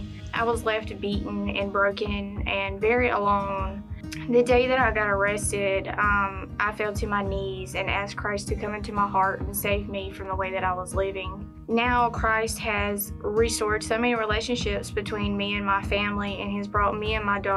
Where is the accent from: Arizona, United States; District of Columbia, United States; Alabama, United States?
Alabama, United States; Troy; I'm 23 years old and I'm from Troy, Alabama.